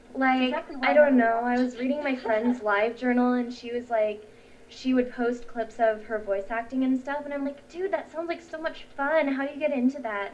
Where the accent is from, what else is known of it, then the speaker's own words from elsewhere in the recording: United States; first language English; I'm American.